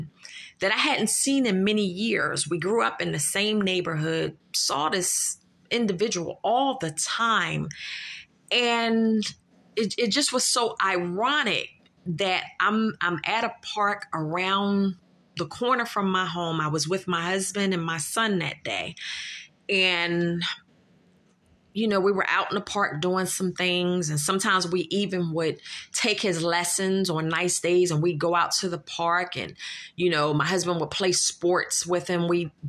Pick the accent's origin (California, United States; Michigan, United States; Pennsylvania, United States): Pennsylvania, United States; Philadelphia; I'm from Philadelphia. I am a Philadelphian. And not only that, I grew up in North Philadelphia